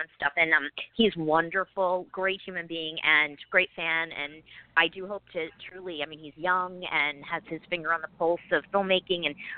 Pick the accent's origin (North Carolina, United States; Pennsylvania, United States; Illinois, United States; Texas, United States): Pennsylvania, United States; Philadelphia; moved away; I was born in South Philly and then grew up in the suburbs